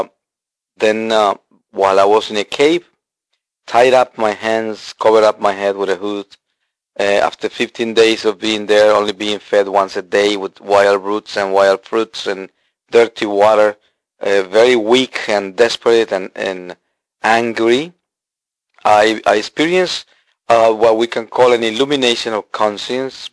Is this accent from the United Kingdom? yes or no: no; Colombia; moved away; I was born a Catholic in Colombia